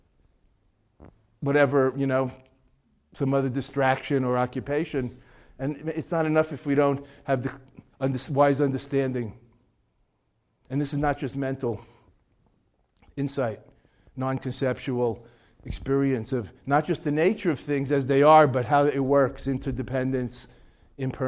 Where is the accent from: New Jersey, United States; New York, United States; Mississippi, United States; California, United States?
New York, United States; also born or lived in Boston; I'm from New York